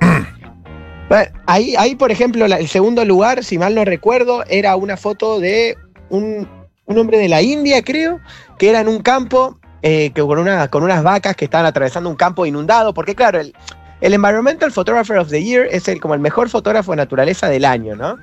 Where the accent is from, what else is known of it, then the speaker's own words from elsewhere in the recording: San Miguel, Buenos Aires Province, Argentina; yo nací en San Miguel, provincia de Buenos Aires